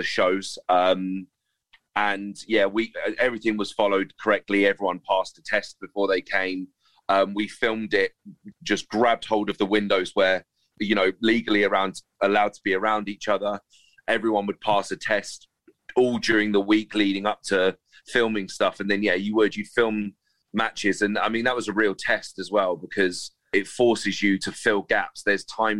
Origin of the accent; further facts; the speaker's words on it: Reading, South East England, United Kingdom; in my hometown